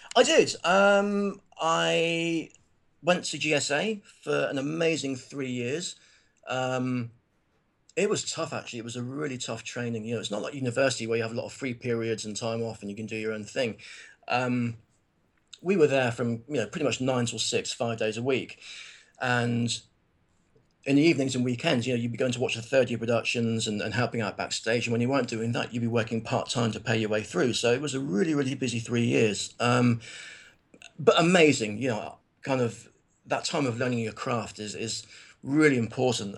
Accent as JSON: {"language": "English", "town": "Plymouth", "region": "South West England", "country": "United Kingdom", "said": "I'm from Plymouth, which is a, you know, primarily a naval town."}